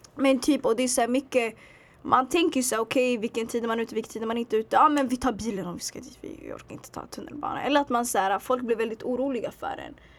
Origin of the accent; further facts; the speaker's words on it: Sweden; jag föddes här, jag växte upp här